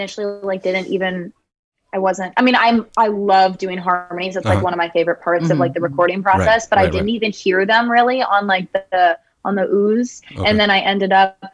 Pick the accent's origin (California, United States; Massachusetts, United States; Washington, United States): California, United States; Palo Alto; moved away as an adult; now in Boston, United States; I'm from the Bay Area, California. In Palo Alto. Okay. And I've lived there my whole life, except now, because now I go to Northeastern, which is in Boston.